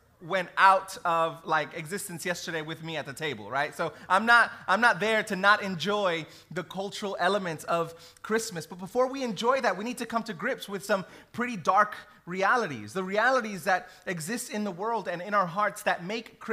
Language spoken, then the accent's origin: English; New York City, New York, United States; I grew up in New York City